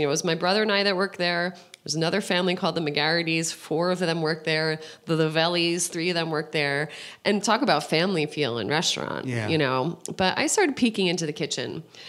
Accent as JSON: {"language": "English", "region": "New Jersey", "country": "United States", "tie": "born or raised there", "said": "suburb, right outside of the city, near Montclair and Verona. Those are more familiar cities in that area. But I was born in Jersey City, so I'm 100%."}